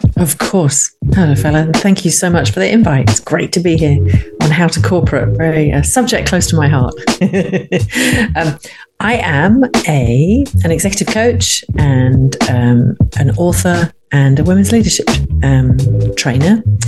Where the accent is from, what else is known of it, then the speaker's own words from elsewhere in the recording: United Kingdom; I'm a Brit